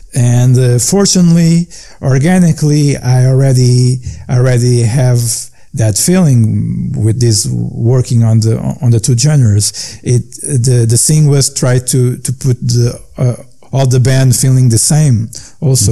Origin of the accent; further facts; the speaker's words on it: Portugal; English is a second language; my hometown is a fisher fisherman uh, hometown.